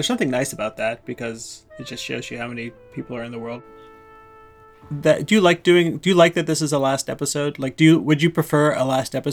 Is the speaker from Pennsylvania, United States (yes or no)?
no; Indiana, United States; I'm from the Midwest. I'm from Indiana